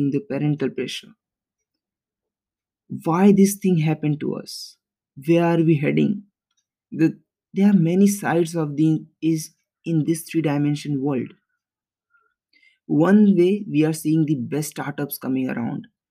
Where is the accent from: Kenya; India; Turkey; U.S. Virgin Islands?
India; We, as the Indian society